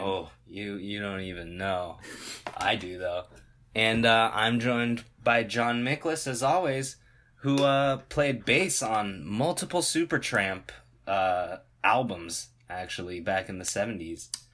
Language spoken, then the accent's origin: English; United States; this identity of being American